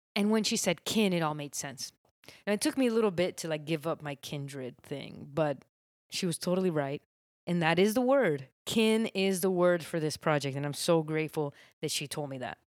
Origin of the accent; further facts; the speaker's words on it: Miami, Florida, United States; I grew up in Miami